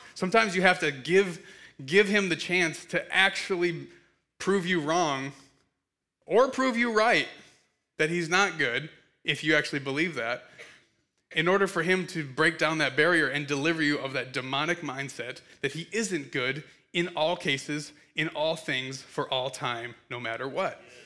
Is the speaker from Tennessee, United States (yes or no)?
no; Michigan, United States; also born or lived in Kansas City; I have known Jeremy since I was six, um, and, uh, we grew up in Michigan together.